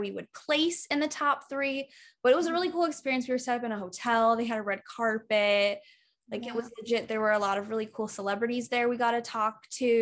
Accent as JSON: {"language": "English", "region": "Iowa", "country": "United States", "tie": "born or raised there", "moved": "yes", "said": "I grew up in Iowa, which I love going back there"}